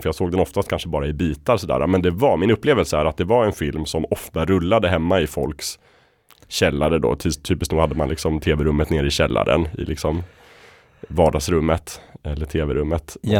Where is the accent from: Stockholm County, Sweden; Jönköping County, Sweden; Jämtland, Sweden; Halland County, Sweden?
Jämtland, Sweden; Östersund; i Östersund då, där jag växte upp